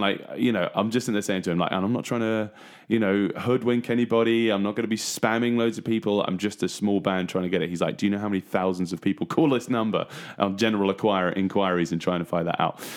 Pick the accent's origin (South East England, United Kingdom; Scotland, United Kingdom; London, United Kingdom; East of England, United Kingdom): East of England, United Kingdom; Trimley; born and bred in Trimley